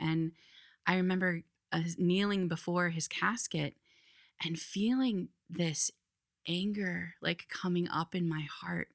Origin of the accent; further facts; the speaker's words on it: Iowa, United States; moved away as an adult; now in Philadelphia, United States; I grew up in Iowa